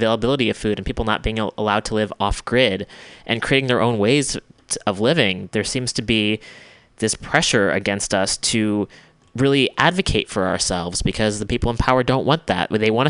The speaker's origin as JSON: {"language": "English", "country": "United States", "said": "especially as an American"}